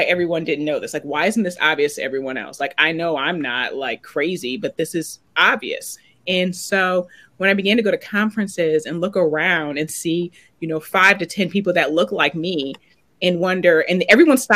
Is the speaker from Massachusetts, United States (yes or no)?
no; Oberlin, Ohio, United States; moved away; I'm originally from Oberlin, Ohio, where the college is. And I grew up just with this bubble.